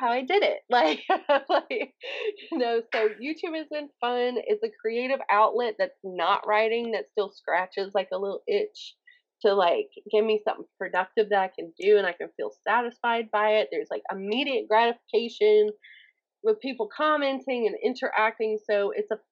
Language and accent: English; the South, Southern United States, United States; accent: Southern; my Southern accent